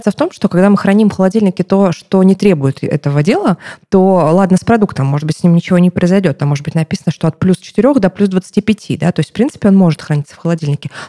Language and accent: Russian; Krasnodar Krai, Russia; born there; now in Moscow, Russia; потому что я родилась в Краснодарском крае, где помидоры и огурцы, как в Казахстане примерно